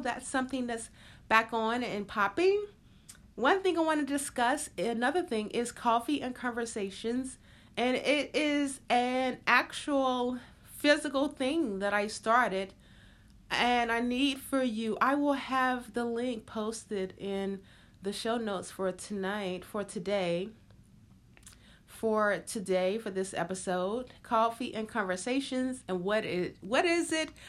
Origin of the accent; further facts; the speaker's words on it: the South, United States; growing up in the South and just, um, just everything about a ch, being a child in the South